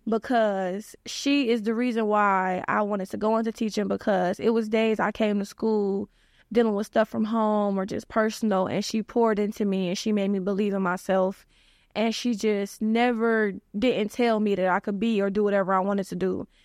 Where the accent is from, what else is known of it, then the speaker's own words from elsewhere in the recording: Cleveland, Ohio, United States; I'm from the Cleveland area.